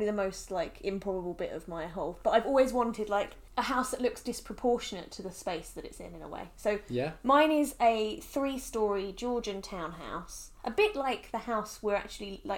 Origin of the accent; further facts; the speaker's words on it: England, United Kingdom; I'm from England